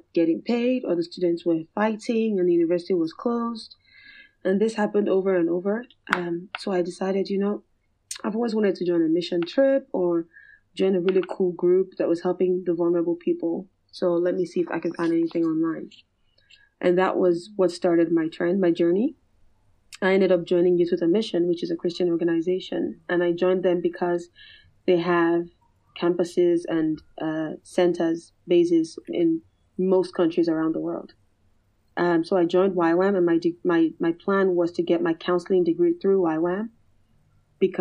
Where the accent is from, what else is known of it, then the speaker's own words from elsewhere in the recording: Nigeria; I'm also from Nigeria.